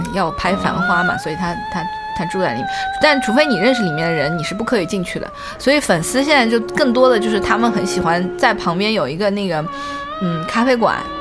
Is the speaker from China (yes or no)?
yes; southern China, China; now in Beijing, China; 我是一个 南方人